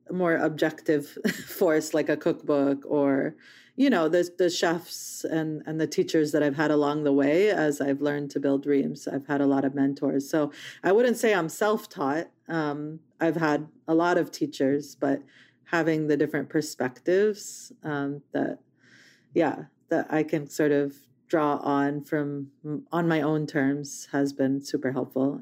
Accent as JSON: {"language": "English", "country": "Palestine", "moved": "yes", "lives_now": "United States"}